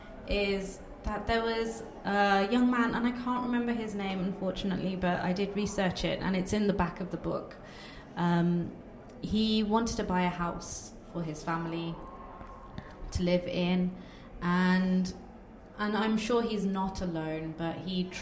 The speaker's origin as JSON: {"language": "English", "town": "Coventry", "region": "West Midlands", "country": "United Kingdom", "first_language": "Bengali", "second_language": "English", "said": "we come from Coventry, a very, very multicultural city."}